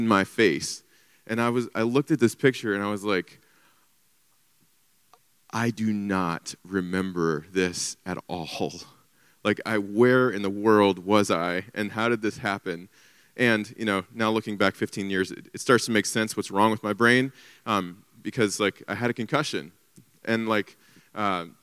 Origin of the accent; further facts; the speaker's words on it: Covington, United States; I'm from Covington, so just down the street